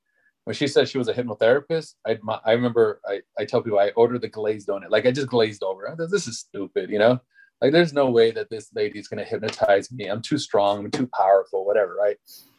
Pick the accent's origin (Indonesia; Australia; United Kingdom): United Kingdom; England; No, I just took it like, I was just trying to be funny, like, no, I'm English. Of course I speak English, you know?